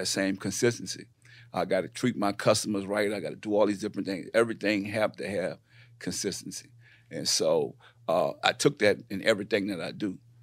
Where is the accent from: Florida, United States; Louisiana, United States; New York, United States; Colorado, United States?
Louisiana, United States; New Orleans; moved away as an adult; also born or lived in Houston / Richmond, California; I come from New Orleans, uh, born and raised